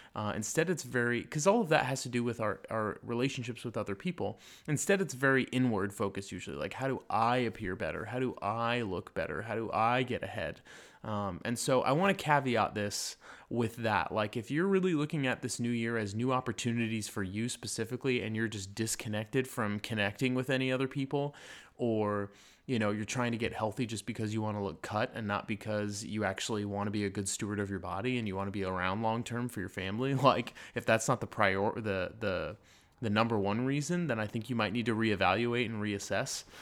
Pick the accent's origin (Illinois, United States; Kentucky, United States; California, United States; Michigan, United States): California, United States; Lake Arrowhead; moved away; the mountains where I grew up in Lake Arrowhead